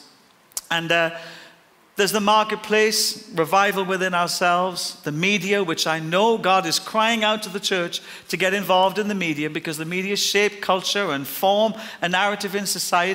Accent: Ireland; I'm Irish and I'll die Irish

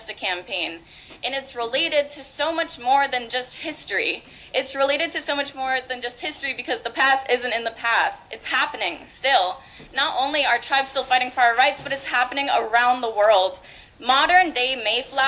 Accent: Massachusetts, United States; when I was a kid, I grew up in the Massachusetts public school curriculum

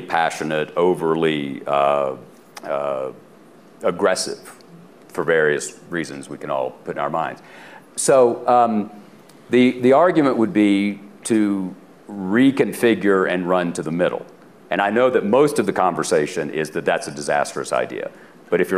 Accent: Tennessee, United States; my home state in Tennessee

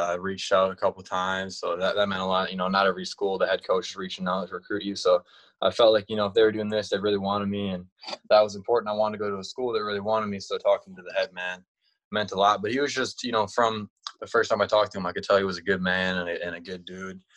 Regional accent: Wisconsin, United States; I'm from Wisconsin

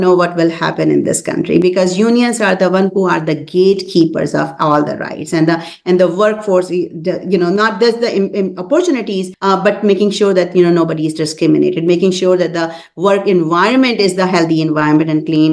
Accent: Pakistan; now in Columbus, United States; I'm from Pakistan

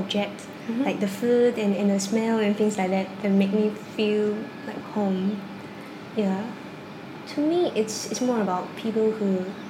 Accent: China; first language Cantonese; English is a second language; Yeah, my mother tongue is Cantonese.

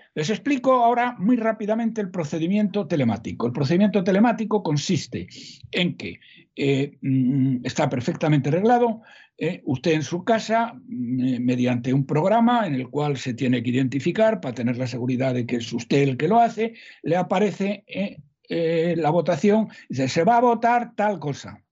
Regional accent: Salamanca, Castile and León, Spain; aunque yo soy de Salamanca, no soy paisano de todos, más soy de Salamanca.

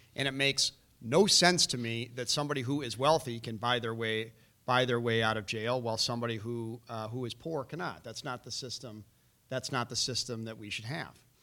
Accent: Chicago, Illinois, United States; I was born and raised here in Chicago on the north side.

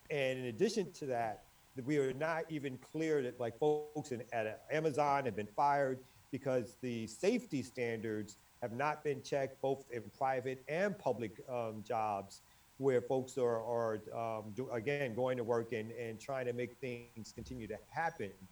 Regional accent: Bridgeport, Connecticut, United States; I'm from Bridgeport. You gotta forgive Connecticut.

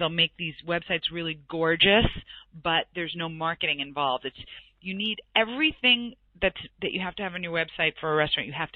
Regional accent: New York, United States; I'm from New York

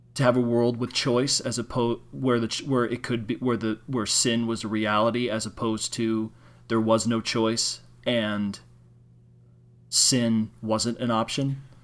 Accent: Illinois, United States; I'm from Illinois.

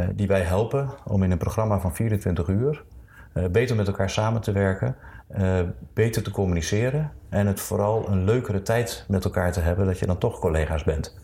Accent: Zwolle, Overijssel, Netherlands; moved away as an adult; also born or lived in Rotterdam; ik ben geboren in Zwolle. Daar heb ik de eerste 18 jaar van mijn leven gewoond.

